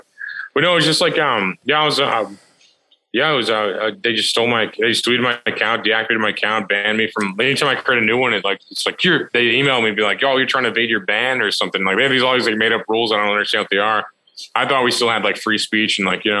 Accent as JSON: {"language": "English", "region": "Missouri", "country": "United States", "said": "I'm from Missouri."}